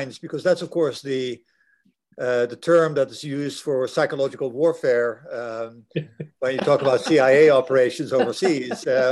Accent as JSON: {"language": "English", "country": "Netherlands", "second_language": "English", "moved": "yes", "lives_now": "United States", "said": "I'm a Dutchman, I live here, I'm not an American citizen, I'm a Dutch citizen, but I've lived here for a long time"}